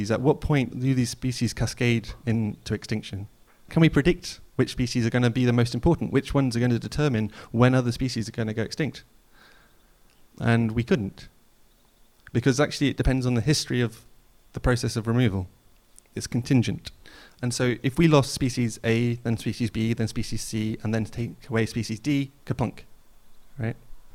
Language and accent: English; Snowdonia, Wales, United Kingdom; moved away; I grew up in Snowdonia, at the foot of the Ogwen Valley.